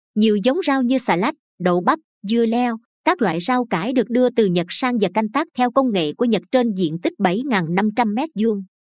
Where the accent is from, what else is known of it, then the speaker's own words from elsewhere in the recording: Binh Dinh, Vietnam; người bình định khi đọc đoạn thơ này cứ muốn ôm lấy mấy chữ đặc sệt quê mình